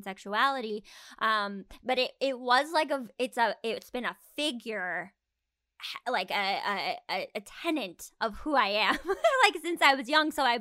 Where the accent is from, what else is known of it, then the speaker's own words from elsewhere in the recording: Arizona, United States; moved away; I'm from Arizona, and so when I was in Tucson